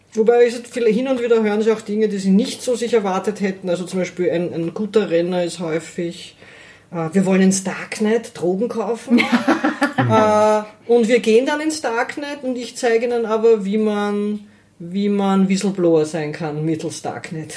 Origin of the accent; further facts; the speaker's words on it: Lower Austria, Austria; ich bin in, in, Niederösterreich, in der Nähe von Wien aufgewachsen, in einer mittelgroßen Stadt